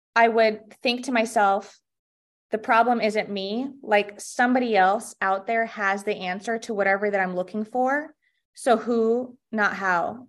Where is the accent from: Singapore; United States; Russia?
Russia; moved away; I actually was born and raised in Russia, and my mom came here, um, she brought me sixteen years ago